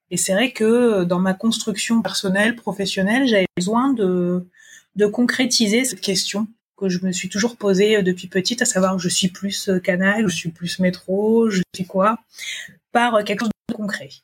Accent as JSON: {"language": "French", "country": "New Caledonia", "tie": "born or raised there", "also_born_or_lived": "Montpellier, France", "said": "je suis née en Nouvelle-Calédonie, d'un papa originaire d'Ouvéa et d'une maman métropolitaine."}